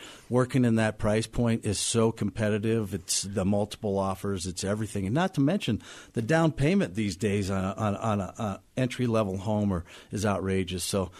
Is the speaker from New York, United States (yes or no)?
no; Denver, Colorado, United States; also born or lived in Ohio; I'm pretty much a native. I came here in 1972. I've seen Denver grow for all these years. I moved here from Ohio, but I stayed in state here for high school, college